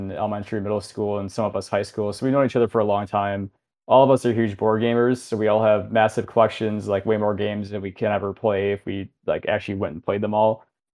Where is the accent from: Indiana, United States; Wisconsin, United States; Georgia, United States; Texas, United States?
Wisconsin, United States; moved away as an adult; now in Minneapolis, United States; We're all from Wisconsin originally, so we were born and raised there. I now live in Minneapolis